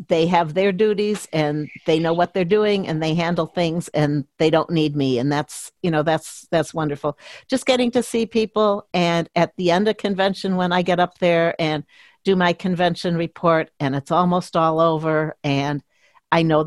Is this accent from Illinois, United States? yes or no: yes; Chicago, Illinois, United States; moved away as an adult; also born or lived in Milwaukee / Phoenix / Minneapolis; I grew up in the Chicago suburbs